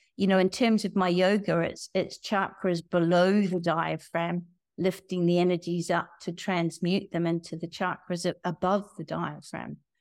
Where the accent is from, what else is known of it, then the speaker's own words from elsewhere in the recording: New Zealand; moved away; I'm from New Zealand, and I grew up in a family